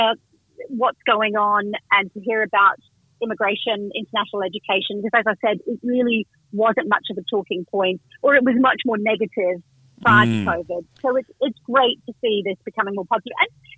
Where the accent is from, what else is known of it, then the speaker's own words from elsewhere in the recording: Vanuatu; also born or lived in Indonesia / West Africa; I grew up in Vanuatu. Then my parents lived in Indonesia. I was actually born in West Africa.